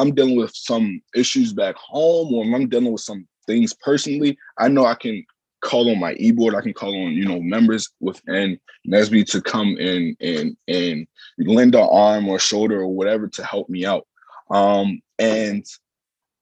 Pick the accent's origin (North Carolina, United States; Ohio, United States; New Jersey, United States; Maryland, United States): Maryland, United States; Baltimore; moved away as an adult; I'm originally from Baltimore, Maryland. I came up here from Baltimore, Maryland